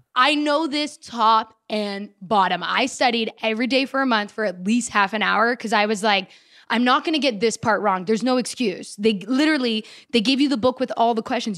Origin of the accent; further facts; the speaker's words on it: Canada; moved away as an adult; now in United States; I've been living here for ten years as a Canadian, but now I've been living here for about three weeks as an American